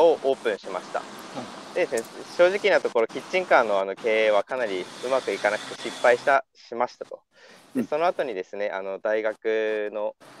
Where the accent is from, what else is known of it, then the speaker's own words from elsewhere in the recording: Hiranai, Aomori, Japan; also born or lived in Sendai; 青森県の、えー、ホタテの養殖加工屋さんで生まれ育った